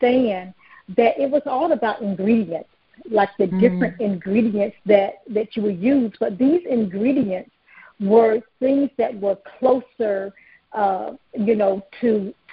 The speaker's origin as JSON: {"language": "English", "region": "North Carolina", "country": "United States", "tie": "born or raised there", "said": "I grew up in North Carolina on a hog farm"}